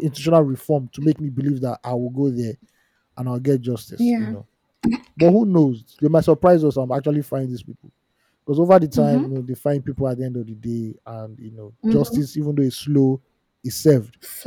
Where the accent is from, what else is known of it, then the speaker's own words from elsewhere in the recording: Nigeria; as a Nigerian